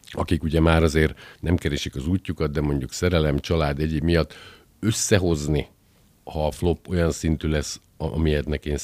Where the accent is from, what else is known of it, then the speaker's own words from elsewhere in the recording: Felvidék, Slovakia; holott ugye felvidéki magyarként a szolfés oktatás más jellegű, mint nálunk.